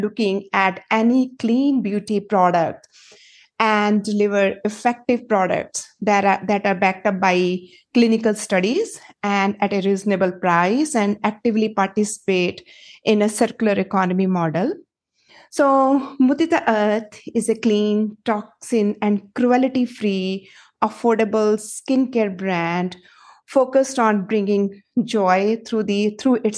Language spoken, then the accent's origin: English; Punjab, India; moved away as an adult; also born or lived in Silicon Valley, United States; now in United States; I am originally from India and I come from a long lineage of farmers with deep roots in Punjab in India.